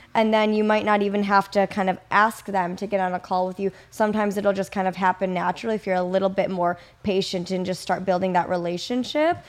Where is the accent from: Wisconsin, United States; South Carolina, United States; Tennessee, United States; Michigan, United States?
Wisconsin, United States; Kenosha; also born or lived in Madison, Wisconsin; I'm, I'm originally from, or grew up, for the most part, in Wisconsin, Kenosha